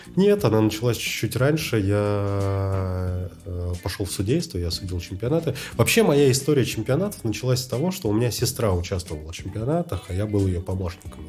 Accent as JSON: {"language": "Russian", "region": "Moscow", "country": "Russia", "tie": "born or raised there", "said": "Я москвич, отец мой, э, тоже родился в Москве, дед родился в Подмосковье"}